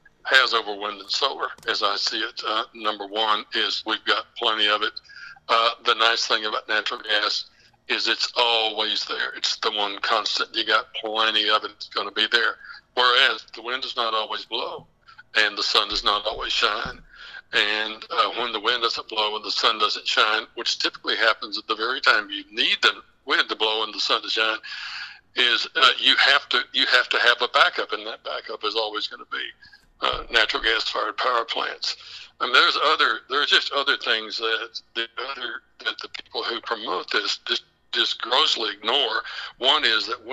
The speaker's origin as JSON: {"language": "English", "region": "West Texas", "country": "United States", "said": "You know, where I'm actually from the Permian Basin. I'm from West Texas."}